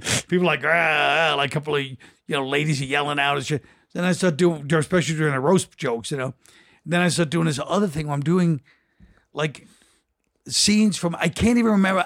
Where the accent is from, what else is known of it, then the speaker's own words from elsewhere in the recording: New York, United States; because I'm from New York.